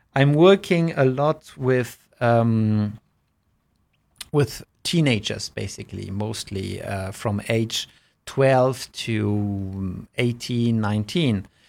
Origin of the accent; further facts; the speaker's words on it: Germany; when I was growing up in Germany, even in in primary school